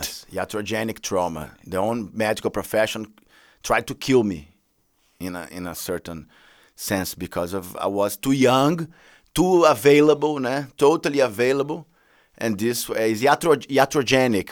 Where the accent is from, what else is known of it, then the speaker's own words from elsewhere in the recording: Brazil; I come from Brazil